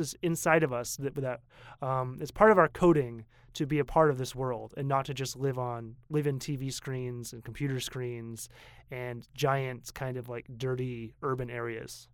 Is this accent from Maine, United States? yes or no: yes; Portland, Maine, United States; moved away as an adult; now in Taipei, Taiwan; I come from Maine, and I come from a city of Portland, Maine, the biggest city, which is only seventy thousand